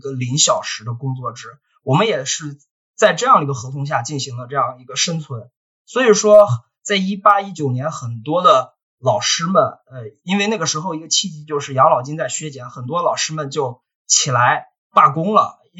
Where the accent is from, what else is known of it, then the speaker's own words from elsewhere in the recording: China; 当然说，这个中文是我们作为中国人的一项语言上的非常大的优势